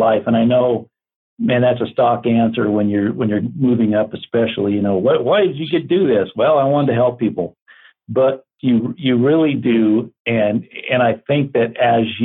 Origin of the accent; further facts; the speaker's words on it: Glendale, Arizona, United States; also born or lived in Payson, Arizona; Growing up in Glendale, I was right across the street from the Glendale Municipal Airport